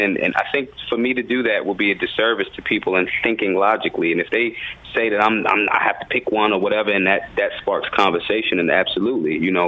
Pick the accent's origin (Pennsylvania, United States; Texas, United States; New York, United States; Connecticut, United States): Pennsylvania, United States; Philadelphia; I'm from Philadelphia